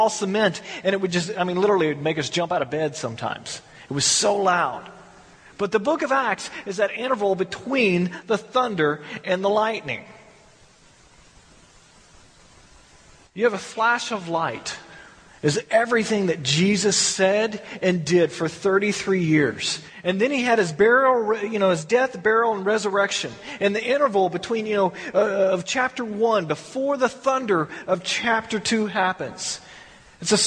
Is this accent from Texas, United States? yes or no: yes; Texas, United States; moved away; I grew up in Texas where we had big storms